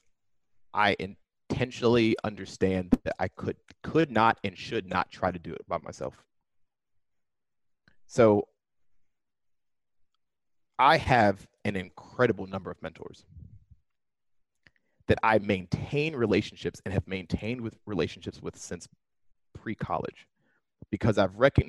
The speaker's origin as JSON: {"language": "English", "town": "Pittsburgh", "region": "Pennsylvania", "country": "United States", "tie": "born or raised there", "moved": "yes", "lives_now": "Silicon Valley, United States", "said": "growing up in Pittsburgh was interesting because it's not a tiny town"}